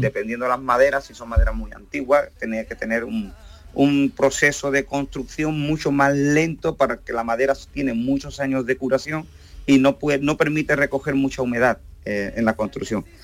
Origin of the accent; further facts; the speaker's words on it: Camas, Andalusia, Spain; Yo soy originalmente de Camas, un pueblecito de Sevilla